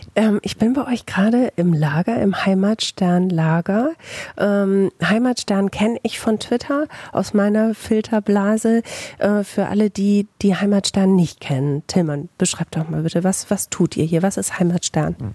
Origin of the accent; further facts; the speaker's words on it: Bielefeld, North Rhine-Westphalia, Germany; Im echten Leben komme ich aus Bielefeld, arbeite beim Radio